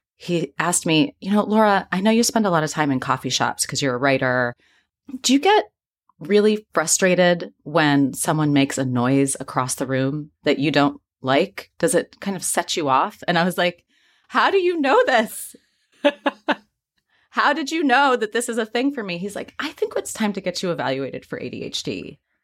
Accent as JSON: {"language": "English", "region": "Midwest", "country": "United States", "tie": "born or raised there", "said": "I grew up in the Midwest"}